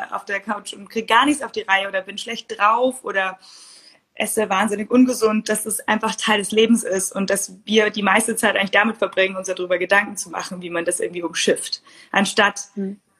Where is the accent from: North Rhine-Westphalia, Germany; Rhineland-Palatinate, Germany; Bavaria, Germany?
Bavaria, Germany; Munich; ich bin aus München.